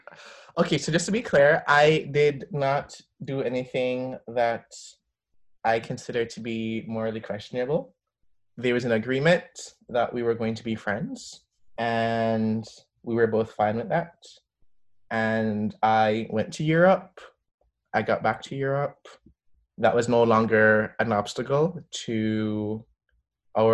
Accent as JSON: {"language": "English", "country": "Jamaica", "tie": "born or raised there", "moved": "yes", "lives_now": "Canada", "said": "growing up in Jamaica"}